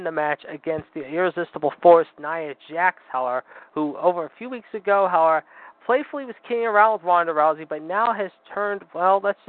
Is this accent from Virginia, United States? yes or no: no; Pittsburgh, Pennsylvania, United States; my hometown of Pittsburgh, Pennsylvania.